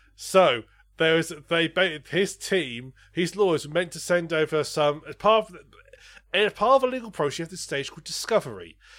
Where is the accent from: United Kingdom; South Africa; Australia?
United Kingdom; I'm British